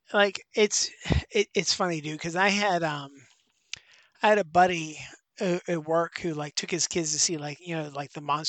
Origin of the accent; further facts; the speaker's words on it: Pittsburgh, Pennsylvania, United States; moved away; like what I grew up with in Pittsburgh